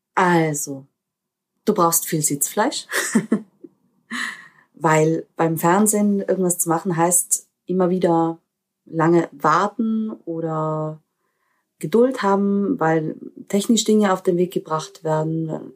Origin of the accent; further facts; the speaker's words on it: Austria; ich bin eine Österreicherin mit, mit diesen slawischen Wurzeln